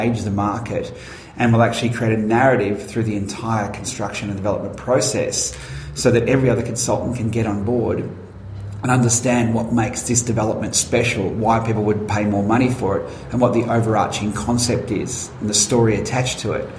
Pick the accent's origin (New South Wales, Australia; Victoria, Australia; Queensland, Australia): Victoria, Australia; Werribee; also born or lived in Wangaratta, Victoria; when I was growing up in Werribee